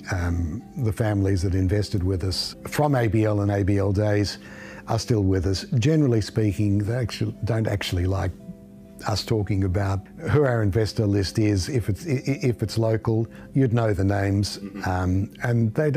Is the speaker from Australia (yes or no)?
yes; Melbourne, Victoria, Australia; I grew up in East Bentley, moved to Caulfield, lived in Melbourne all of my life